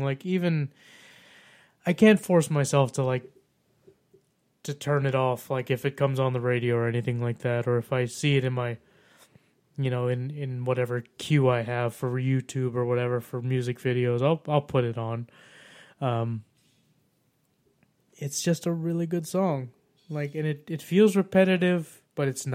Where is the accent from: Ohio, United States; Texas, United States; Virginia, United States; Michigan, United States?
Texas, United States; being a Texan